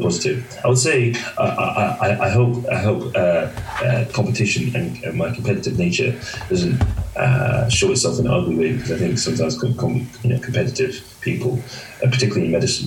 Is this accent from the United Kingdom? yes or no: yes; London, United Kingdom; born or raised there; also born or lived in Hackney, London